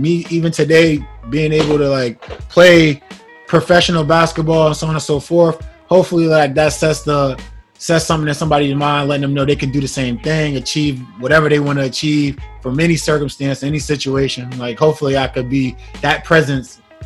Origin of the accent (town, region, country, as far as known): Newark, New Jersey, United States; born or raised there; moved away